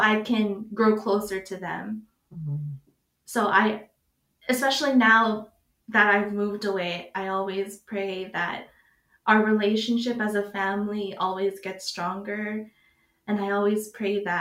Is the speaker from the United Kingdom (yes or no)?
no; United States; me growing up in America